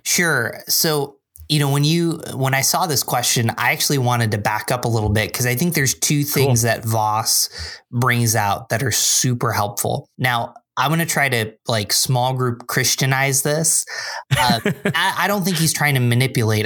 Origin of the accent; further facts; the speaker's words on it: Binghamton, New York, United States; moved away as an adult; also born or lived in Endicott, New York / Philadelphia, Pennsylvania; now in Rochester, United States; I grew up in Binghamton, which is about three hours south